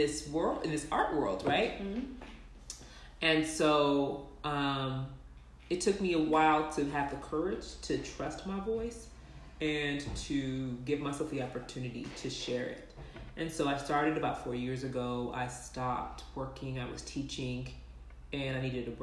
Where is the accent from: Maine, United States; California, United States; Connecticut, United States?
California, United States; moved away as an adult; also born or lived in Texas; now in Salt Lake City, United States; We're in Utah. I'm from California.